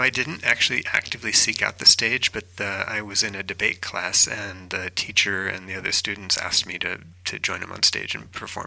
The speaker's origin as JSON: {"language": "English", "town": "Appleton", "region": "Wisconsin", "country": "United States", "moved": "yes", "said": "I'm from Appleton, which is just south of Green Bay"}